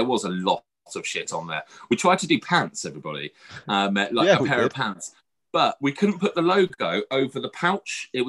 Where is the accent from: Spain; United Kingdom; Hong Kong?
United Kingdom; because we are British